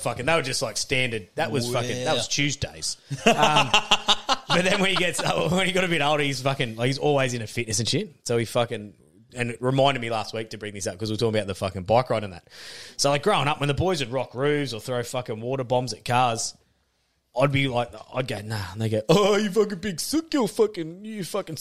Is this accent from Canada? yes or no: no; Murwillumbah, New South Wales, Australia; also born or lived in Fernvale; I lived on the back of the footy fields of Moorba